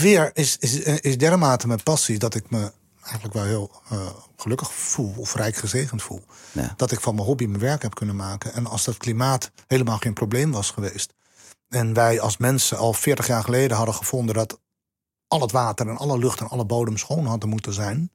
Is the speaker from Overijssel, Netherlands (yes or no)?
no; Santpoort, North Holland, Netherlands; ik kom uit Zandpoort, Noord-Holland